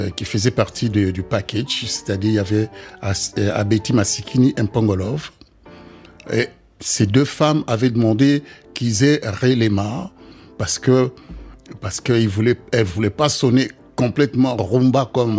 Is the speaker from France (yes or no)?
no; DR Congo; moved away; chez nous au Congo